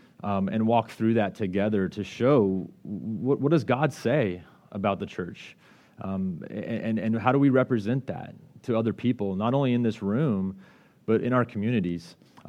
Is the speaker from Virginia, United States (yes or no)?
no; Colorado, United States; Her family's from Washington, I'm from Colorado, and so we were really in need of a community.